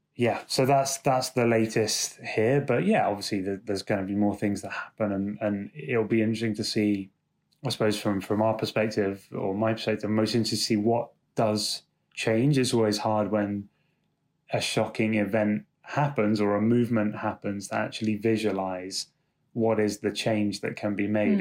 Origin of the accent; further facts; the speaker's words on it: London, United Kingdom; I'm from London.